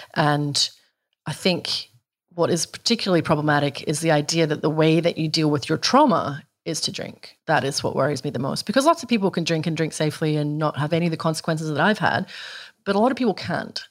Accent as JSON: {"language": "English", "region": "Scotland", "country": "United Kingdom", "tie": "born or raised there", "moved": "as an adult", "lives_now": "Australia", "said": "I grew up in Scotland, you know, in a country where teetotalism is a crime punishable by death"}